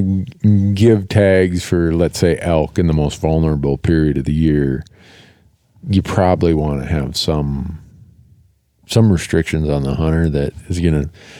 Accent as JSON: {"language": "English", "region": "Minnesota", "country": "United States", "tie": "born or raised there", "said": "when I grew up in Minnesota"}